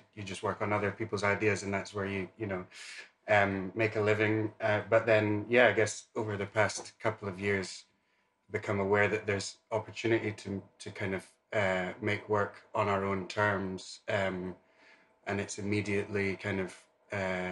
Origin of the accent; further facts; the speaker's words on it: Dundee, Scotland, United Kingdom; growing up in Dundee Rep